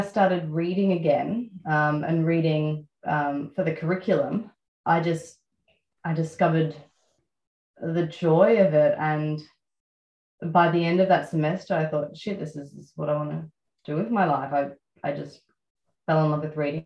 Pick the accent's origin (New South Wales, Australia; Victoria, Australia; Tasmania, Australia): Victoria, Australia; Melbourne; Growing up in Melbourne. So I grew up in South Yarra